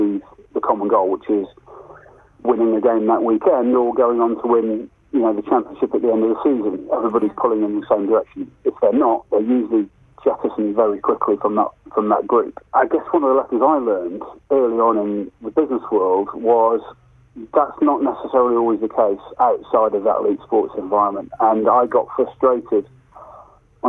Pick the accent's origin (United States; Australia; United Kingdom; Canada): United Kingdom; England; as an English player